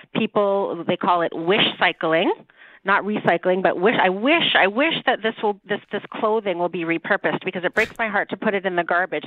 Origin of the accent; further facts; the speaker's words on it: Toronto, Ontario, Canada; I was born and raised in Toronto